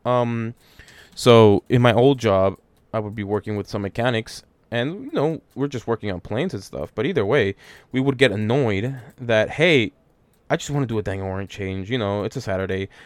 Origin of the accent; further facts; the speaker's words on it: United States; being American